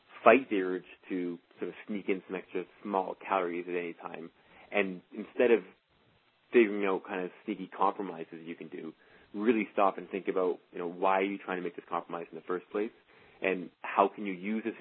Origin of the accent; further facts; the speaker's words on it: Canada; being Canadian